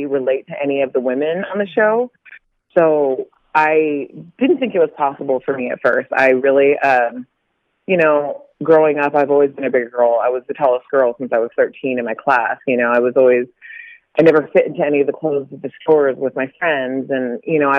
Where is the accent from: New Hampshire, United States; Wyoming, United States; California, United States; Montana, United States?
California, United States; Carlsbad; I am from San Diego, California. There's a little town in, it's called Carlsbad. It's the north part of San Diego. And I grew up there.